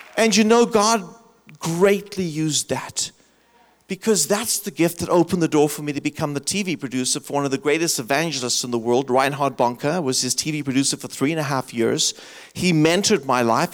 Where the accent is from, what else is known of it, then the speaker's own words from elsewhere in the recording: South Africa; moved away as an adult; also born or lived in Michigan, United States; now in United States; I grew up in South Africa. I left it because of apartheid